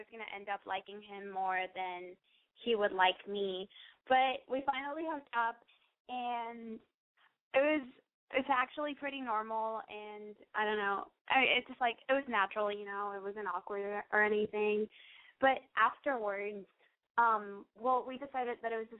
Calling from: Texas, United States; Hi, I called you a couple of weeks ago. … I'm from Texas. I'm 19.

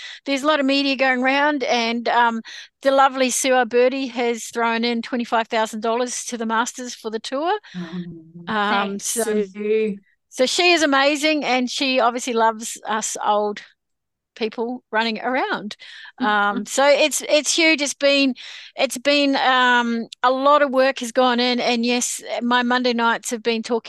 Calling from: New South Wales, Australia; I am joining you from Gringai country.

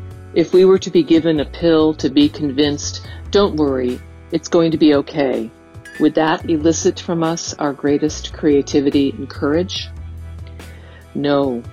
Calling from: Portland, Oregon, United States; I'm a listener from Portland, Oregon.

